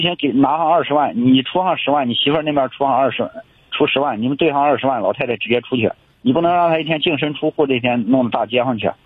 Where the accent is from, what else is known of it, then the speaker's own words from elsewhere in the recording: Urumqi, Xinjiang, China; 我是乌鲁木齐的